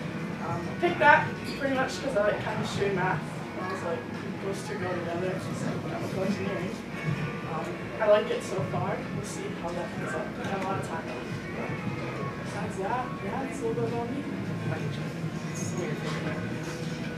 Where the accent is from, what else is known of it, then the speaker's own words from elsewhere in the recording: Freedom, Wisconsin, United States; moved away; I'm from Freedom, Wisconsin. It's a small town by Green Bay.